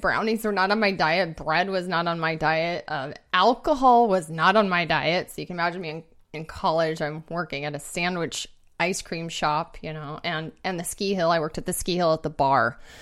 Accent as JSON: {"language": "English", "town": "Bozeman", "region": "Montana", "country": "United States", "tie": "born or raised there", "also_born_or_lived": "Seattle", "moved": "yes", "said": "I grew up in Bozeman, Montana"}